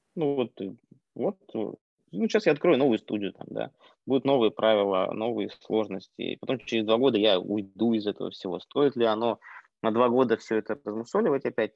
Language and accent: Russian; Yakutia, Sakha Republic, Russia; moved away; also born or lived in Moscow; я родился в Якутии